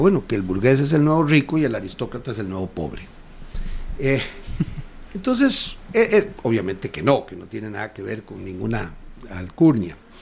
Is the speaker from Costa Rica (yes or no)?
yes; Costa Rica; todos somos costarricenses